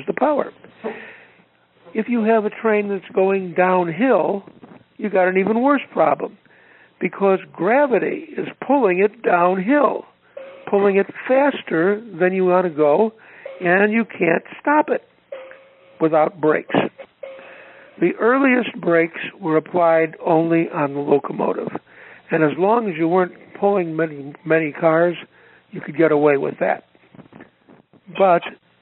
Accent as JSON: {"language": "English", "town": "Chicago", "region": "Illinois", "country": "United States", "tie": "born or raised there", "said": "I grew up here in Chicago on the South Side"}